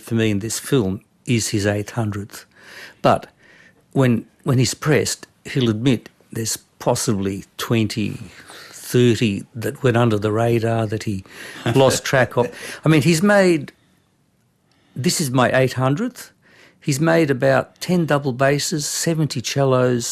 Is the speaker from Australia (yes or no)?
yes; Brisbane, Queensland, Australia; English is a second language; also born or lived in Concord; I was born in Brisbane, of all places, but I only started speaking English when I was 5, when I went to primary school. So I came from an expatriate Balkan culture